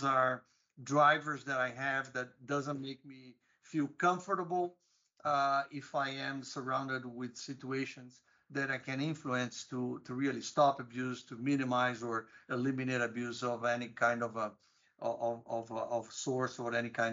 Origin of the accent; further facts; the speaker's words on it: Brazil; moved away as an adult; also born or lived in United States; I grew up in Brazil